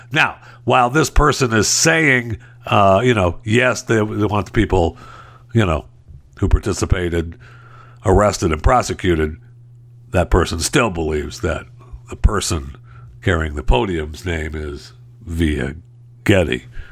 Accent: Michigan, United States; I was raised in Michigan

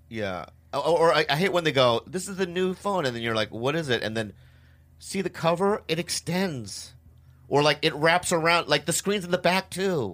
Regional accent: Poway, California, United States; I grew up in Poway

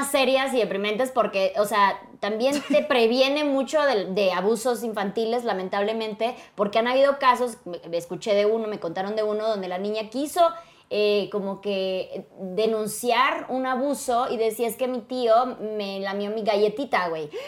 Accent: Chiapas, Mexico; Yo soy de Chiapas.

